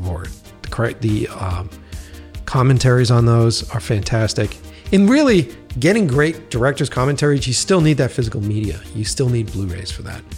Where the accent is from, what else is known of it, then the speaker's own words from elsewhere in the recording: Boston, Massachusetts, United States; moved away; originally I'm from Boston